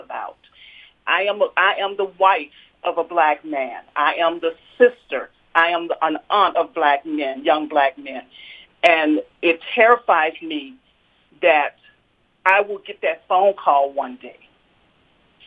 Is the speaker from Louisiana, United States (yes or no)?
yes; Louisiana, United States; also born or lived in Mississippi; now in Utah, United States; I grew up in Louisiana, and I went to school started out in school in Mississippi.